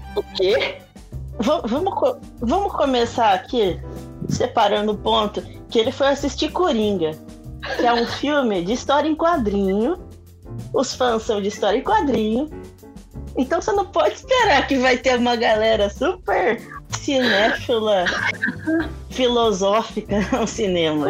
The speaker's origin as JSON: {"language": "Portuguese", "country": "Brazil", "said": "Eu sou brasileiro."}